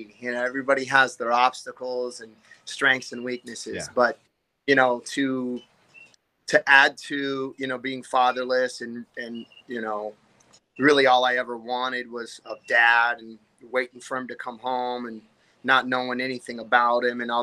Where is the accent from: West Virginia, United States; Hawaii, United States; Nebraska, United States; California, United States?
California, United States; Anaheim; I was born in Anaheim, California. You know, a little city in Orange County